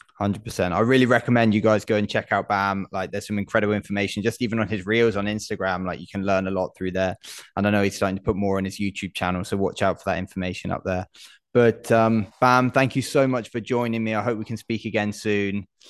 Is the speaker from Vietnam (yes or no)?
no; United Kingdom